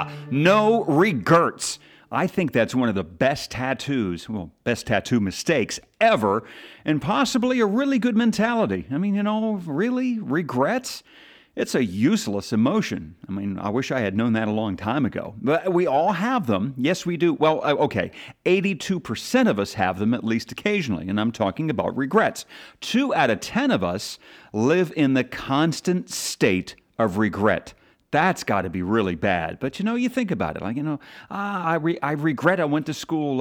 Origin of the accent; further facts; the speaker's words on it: Philadelphia, Pennsylvania, United States; my hometown team, the Eagles